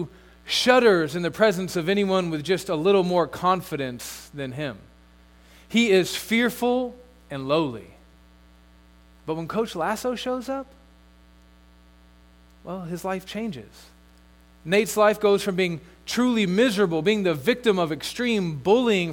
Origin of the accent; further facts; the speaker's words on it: United States; as an American